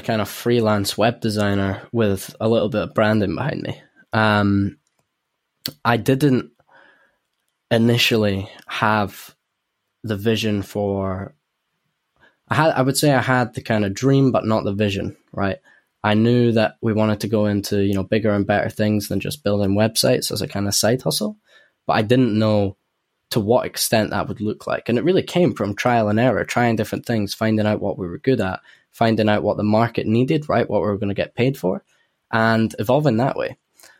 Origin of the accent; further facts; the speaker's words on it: Edinburgh, Scotland, United Kingdom; accent: Edinburgh; a lot of people from Edinburgh would probably say my Edinburgh accent's fading out as well.